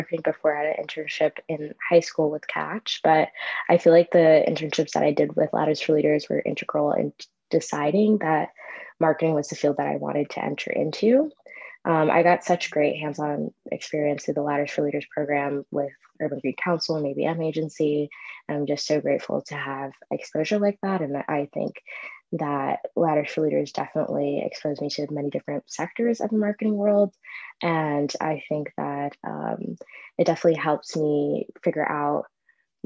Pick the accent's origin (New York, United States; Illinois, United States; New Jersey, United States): New York, United States; New York City; I'm from Astoria, Queens, the best borough